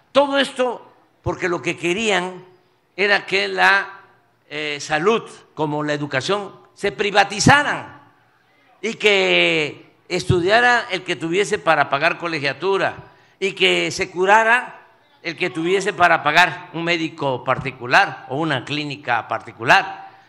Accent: Coatzacoalcos, Veracruz, Mexico; ¿Ustedes saben lo que es estar en Coatzacoalco? En el antiguo Puerto México. es estar sí, en mi tierra, es estar en mi agua.

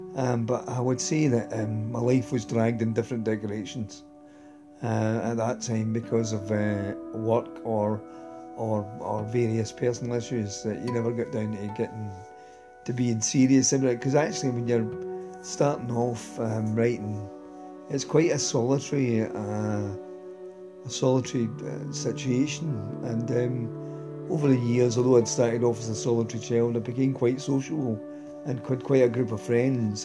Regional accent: Glasgow, Scotland, United Kingdom; I'm from Glasgow, I'm a male, I'm expected to either be a Ranger supporter or a Celtic supporter or work in the shipyards

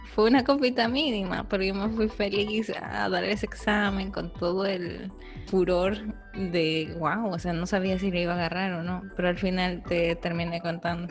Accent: Peru; moved away; nosotros como peruanos

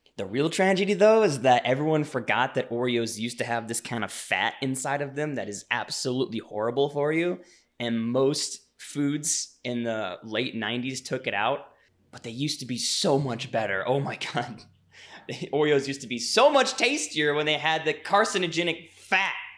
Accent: Louisiana, United States; I grew up in Louisiana

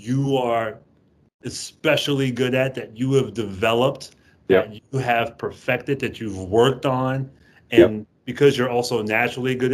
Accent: New Orleans, Louisiana, United States; moved away; I'm originally born and raised in New Orleans, Louisiana

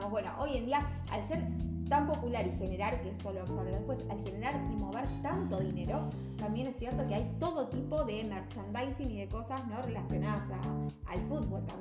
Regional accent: Argentina; nosotros también como argentinos

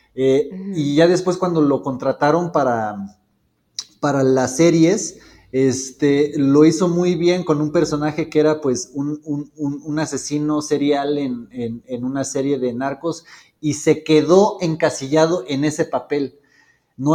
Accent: Mexico; como personas mexicanas

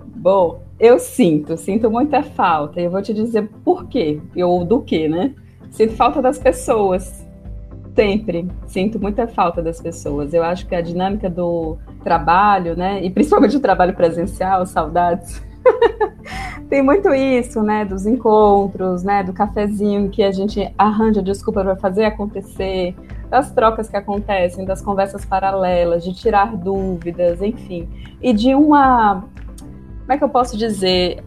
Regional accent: Fortaleza, Ceará, Brazil; deixar minha cidade natal, Fortaleza

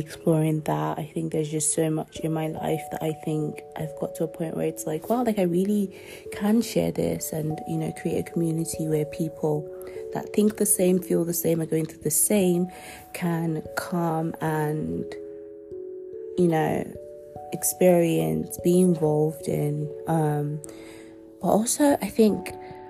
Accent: Nigeria; first language Yoruba; I'm also Nigerian, so I consume a lot of that. I still speak my mother tongue, Yoruba

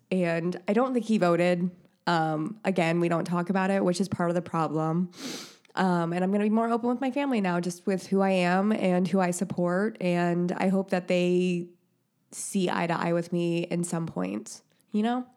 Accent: Indiana, United States; I'm from Indiana.

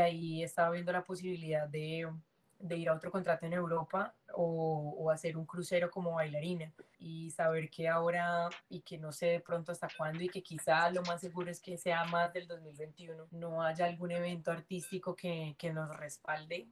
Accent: Colombia; moved away as an adult; also born or lived in China; now in United States

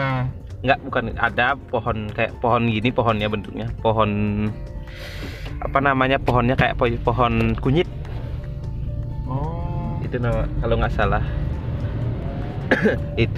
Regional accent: Bali, Indonesia; tapi kalau aku emang sukanya uh, makanan daerah makananku ya daerahku dari Bali

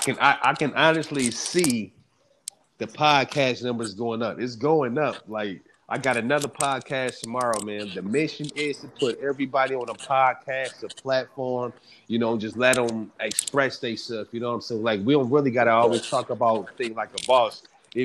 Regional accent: East Coast, United States; So, like, growing up on the East Coast music from …, …, …, you know

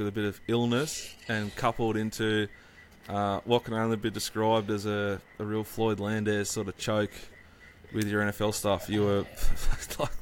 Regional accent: Australia; as an Australian sports fan

